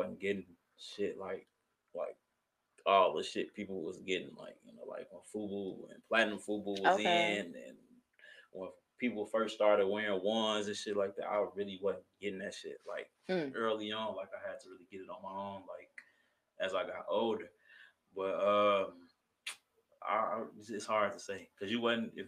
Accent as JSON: {"language": "English", "town": "Kenosha", "region": "Wisconsin", "country": "United States", "tie": "born or raised there", "also_born_or_lived": "Chicago, Illinois", "said": "I'm from Chicago, okay, but I moved to Kenosha. Okay. I went to high school in Kenosha, so it's Kenosha. So Kenosha is where I'm from"}